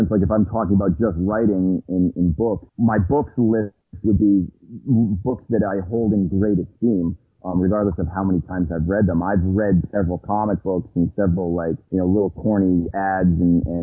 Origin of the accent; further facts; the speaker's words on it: Boston, Massachusetts, United States; we're from Boston